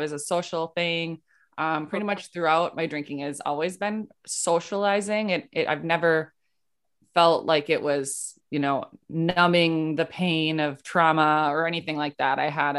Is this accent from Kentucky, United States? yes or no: no; Rochester, Minnesota, United States; yeah, I'm from Minnesota, so I live in Minnesota, Rochester, Minnesota